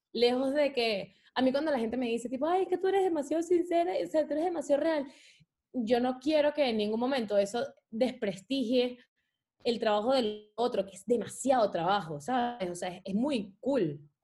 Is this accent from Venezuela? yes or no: yes; Venezuela; moved away; Venezuela es mi país y me enorgullece demasiado, demasiado, demasiado ser venezolana